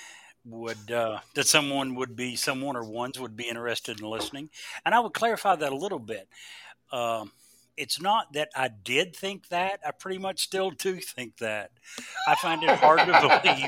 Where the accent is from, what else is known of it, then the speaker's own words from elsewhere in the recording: Lake Cumberland, South Central Kentucky, United States; moved away as an adult; also born or lived in Lexington, Kentucky / Central Virginia; I was born and raised in South Central Kentucky on Lake Cumberland